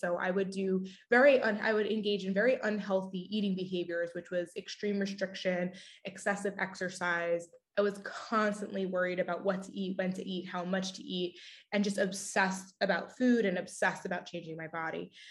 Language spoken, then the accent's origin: English; Long Island, New York, United States; I grew up on Long Island